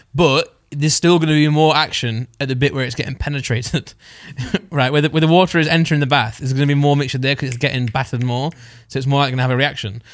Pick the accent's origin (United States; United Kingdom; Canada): United Kingdom; East Midlands; I'm from the East Midlands